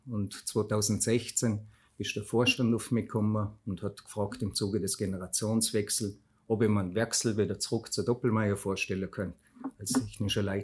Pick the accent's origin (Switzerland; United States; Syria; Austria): Austria; Fluh, Vorarlberg; Ursprünglich komme ich von der Flur bei Bregerz. Dort bin ich aufgewachsen wir haben dort im Elternhaus von meiner Mama gewo